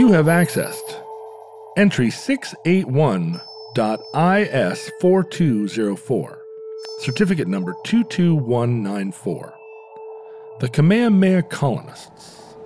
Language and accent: English; Alaska, United States; Growing up in Alaska